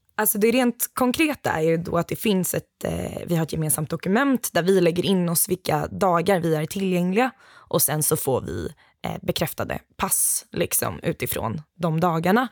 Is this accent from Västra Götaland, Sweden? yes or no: yes; Gothenburg, Västra Götaland, Sweden; also born or lived in Uppsala; jag är ju ändå göteborgare